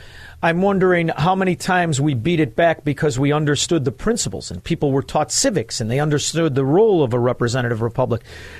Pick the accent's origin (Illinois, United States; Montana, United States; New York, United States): Illinois, United States; Chicago; I'm from Chicago